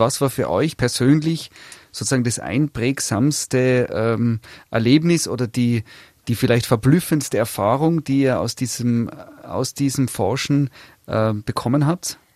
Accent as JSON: {"language": "German", "region": "Tyrol", "country": "Austria", "said": "bei uns in Tirol"}